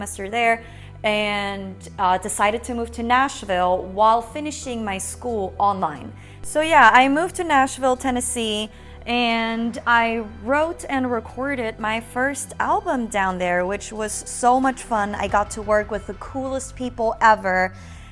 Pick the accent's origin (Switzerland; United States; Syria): Switzerland; I was born and raised in Switzerland, and I went to school there all the way through high school